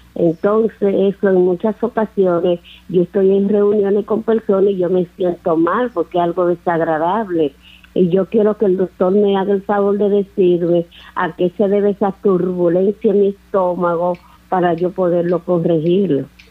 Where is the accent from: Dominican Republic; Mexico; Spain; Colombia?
Dominican Republic; now in United States; Yo soy dominicana, pero en este momento estoy en los Estados Unidos.